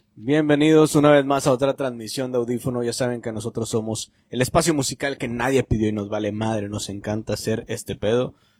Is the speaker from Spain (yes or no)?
no; Mexico; nosotros como mexicanos